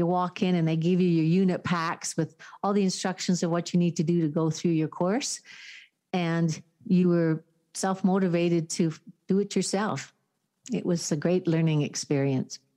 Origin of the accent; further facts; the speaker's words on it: Calgary, Alberta, Canada; moved away as an adult; also born or lived in Victoria, British Columbia; now in Parksville, Canada; I was born and raised in Calgary, Alberta.